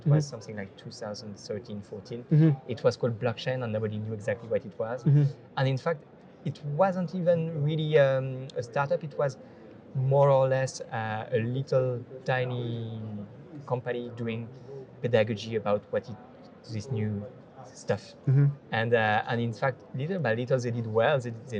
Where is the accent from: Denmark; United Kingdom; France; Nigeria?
France; Paris, Île-de-France; also born or lived in Ireland; I'm from Paris.